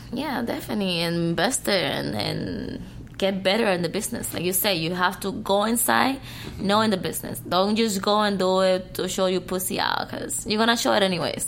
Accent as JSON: {"language": "English", "country": "Cuba", "tie": "born or raised there", "second_language": "English", "moved": "yes", "said": "I was born and raised in Cuba, but I prefer speaking English."}